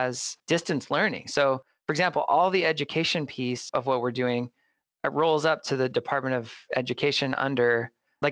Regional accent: Mesa, Arizona, United States; here in my hometown of Mesa

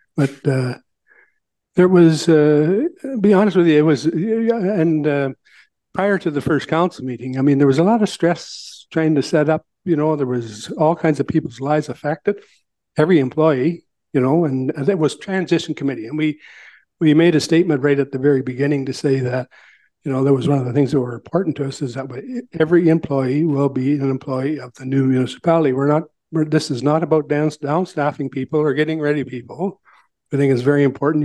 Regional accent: Southampton, Ontario, Canada; I was raised in Southampton

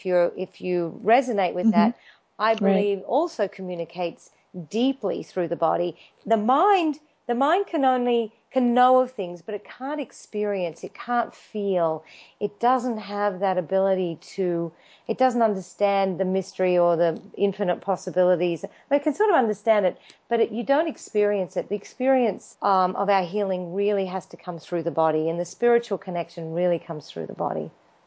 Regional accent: Australia; now in Los Angeles, United States; I grew up in Australia and I did my physiotherapy degree

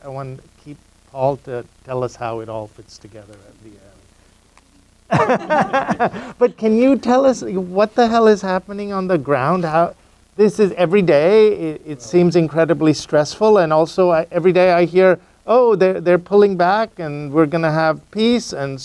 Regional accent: India; moved away; I grew up in India

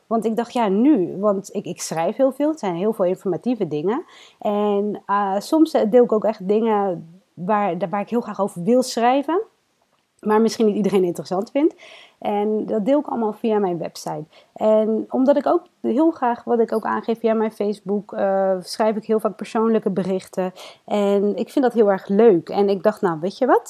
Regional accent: Rotterdam, South Holland, Netherlands; Ik ben geboren en opgegroeid in Rotterdam

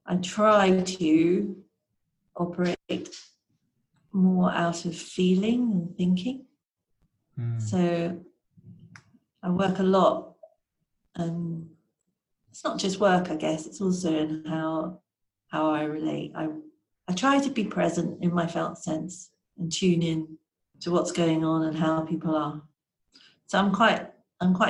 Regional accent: London, United Kingdom; Here in London, which is where I'm from. I'm a Londoner. I was born in London

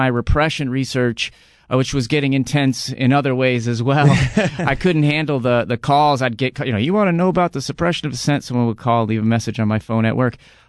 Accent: Wisconsin, United States; now in Portland, United States; I grew up playing sports in Wisconsin.

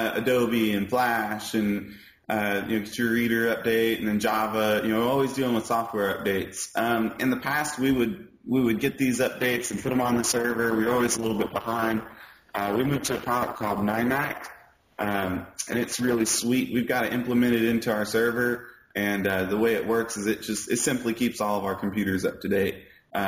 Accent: Bono, Arkansas, United States; I grew up in Bono, which is like a 15-minute drive from Hoxie, so it's really close.

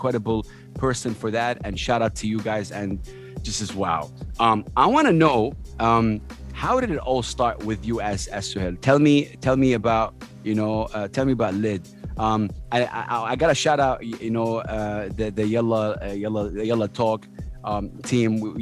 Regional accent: Saudi Arabia; moved away; as a kid growing up in Saudi Arabia

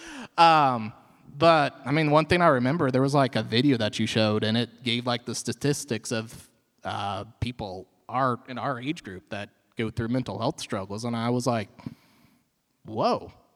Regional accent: Marshfield, Missouri, United States; I am from Marshfield, grew up in this area.

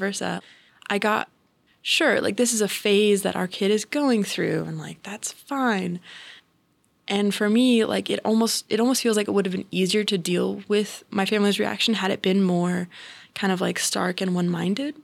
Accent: Central California near Sacramento, United States; I grew up in Central California near Sacramento

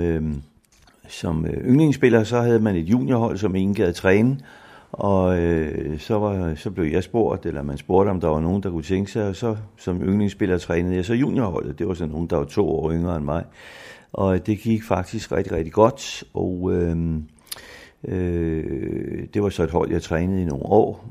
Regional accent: Humlebæk, Capital Region of Denmark, Denmark; also born or lived in Bagsværd / Helsingør / Greve; Jeg er vokset op seks år i Bagsvær, og derefter i Humlebæk, til jeg blev voksen og flyttede til Helsingør

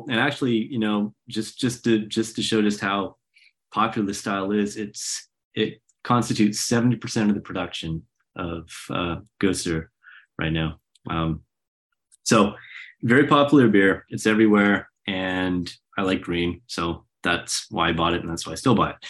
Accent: Canada; moved away; also born or lived in Oklahoma / Vienna; I'm Canadian

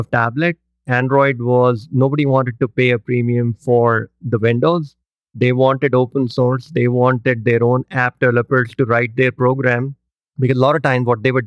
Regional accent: India; moved away; I grew up in India

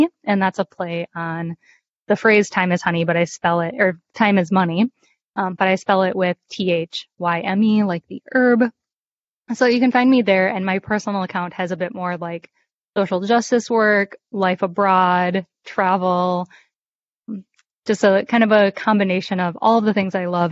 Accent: Minnesota, United States; moved away; my home state of Minnesota

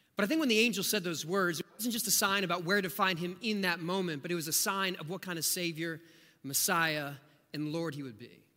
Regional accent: rural Southeast Ohio, United States; now in Austin, United States; my family moved to rural Southeast Ohio

